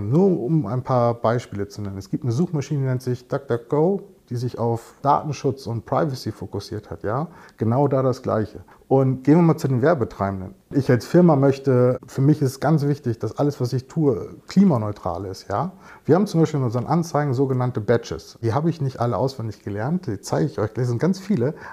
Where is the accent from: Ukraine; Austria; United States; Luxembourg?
United States; Und erst recht nicht in Englisch eigentlich bin ich ja Amerikaner.